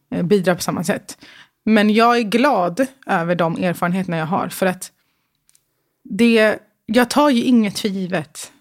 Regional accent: Stockholm, Stockholm County, Sweden; Södermalm i Stockholm. Mm. Eh, Götgatan. Mm. Jättecentralt.

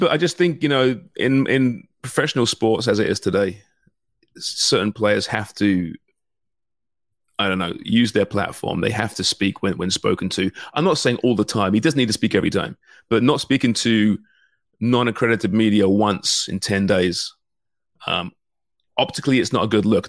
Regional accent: Canada

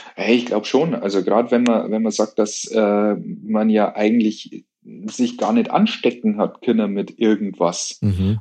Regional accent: Munich, Bavaria, Germany; bei uns in München

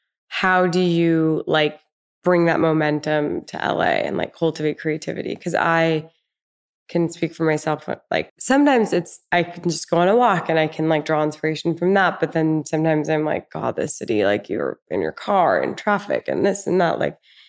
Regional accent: England, United Kingdom; I'm English first and foremost.

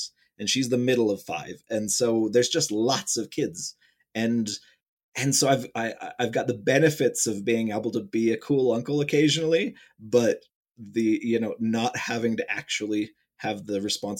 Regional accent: Ohio, United States; I'm from Ohio, which is, you know, technically Midwest, but kind of East Midwest, you know, area.

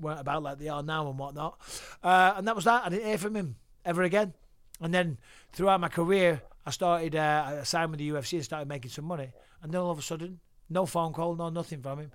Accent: Clitheroe, North West England, United Kingdom; moved away as an adult; also born or lived in Cyprus / Manchester; now in United States; Grew up in Clitheroe, born in Cyprus, uh, on a British army base, so British soil. Uh, moved around a little bit, lived in Clitheroe

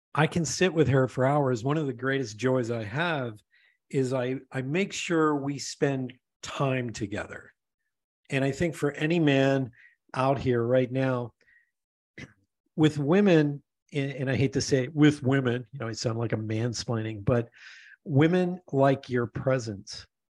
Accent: Pennsylvania, United States; moved away; also born or lived in Denver; I grew up in Pennsylvania

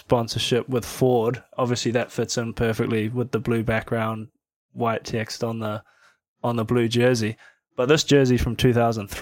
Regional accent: Auckland, New Zealand; now in Australia; being a Kiwi

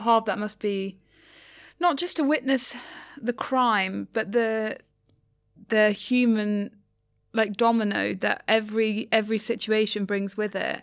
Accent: London, United Kingdom; I'm a Londoner

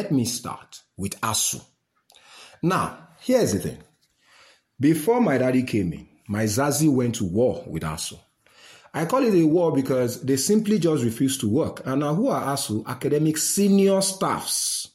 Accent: Nigeria; I'm a Nigerian uniquely

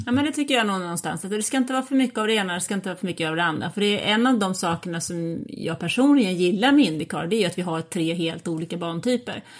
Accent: Sweden; jag är ju liksom svensk

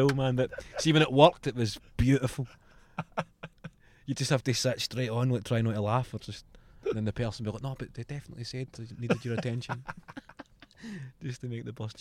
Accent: Clydebank, Scotland, United Kingdom; I was born in Clydebank

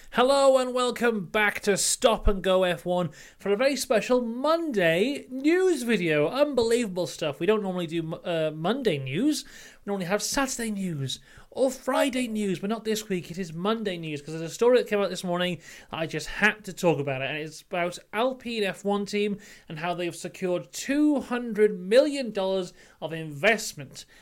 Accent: Wrexham, Wales, United Kingdom; I am from Wrexham

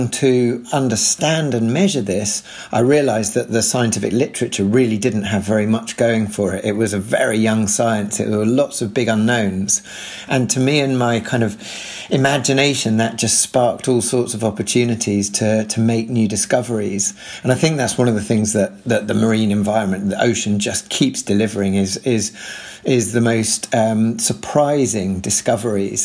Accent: London, United Kingdom; I grew up in North London

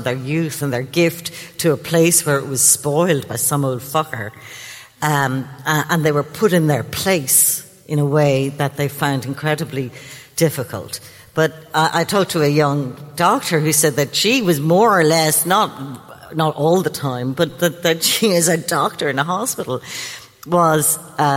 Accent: Ireland; When I grew up in Catholic Ireland

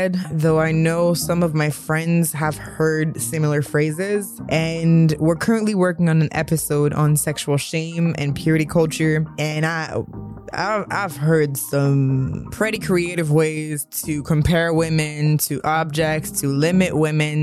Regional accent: Canada; I'm from Canada, so the education system is different.

